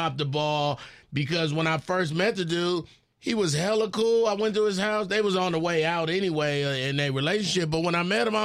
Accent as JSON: {"language": "English", "region": "California", "country": "United States", "said": "I'm from Cali, man."}